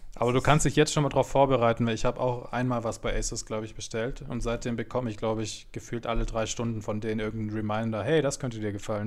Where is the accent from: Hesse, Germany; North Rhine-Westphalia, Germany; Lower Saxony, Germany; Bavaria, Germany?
Bavaria, Germany; Munich; ich komme aus München